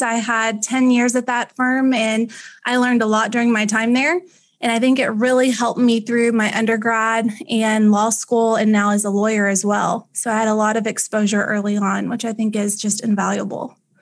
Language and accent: English; Ennis, Texas, United States; I was raised in Ennis, Texas. I went to high school in Ennis.